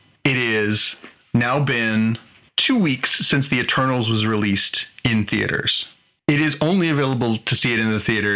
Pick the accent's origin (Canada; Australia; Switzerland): Canada